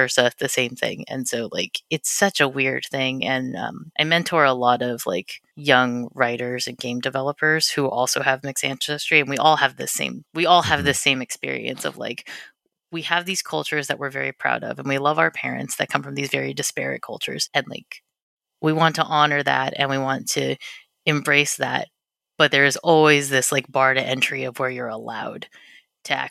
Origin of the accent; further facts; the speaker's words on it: Southern California, United States; also born or lived in Malmö, Sweden; I grew up in Southern California